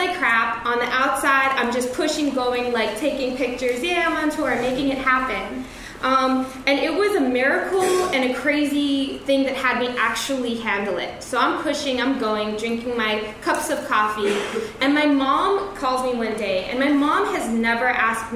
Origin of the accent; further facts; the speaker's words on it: New York City, New York, United States; I'm a New Yorker